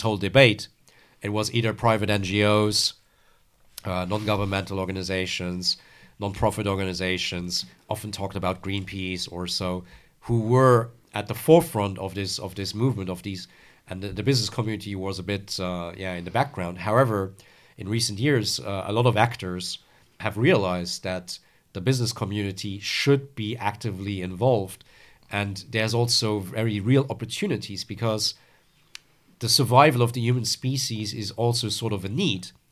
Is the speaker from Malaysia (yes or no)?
no; Luxembourg; moved away as an adult; also born or lived in France; I'm originally from Luxembourg.